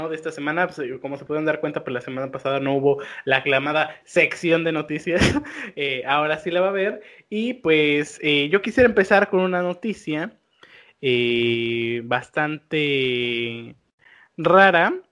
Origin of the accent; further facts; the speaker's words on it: Mexico; somos de México, ¿no?